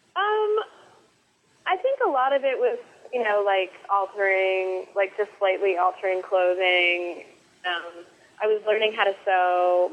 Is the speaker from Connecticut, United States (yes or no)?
yes; Connecticut, United States; moved away as an adult; now in Brooklyn, United States; I grew up in Connecticut with a very, very, very crafty mom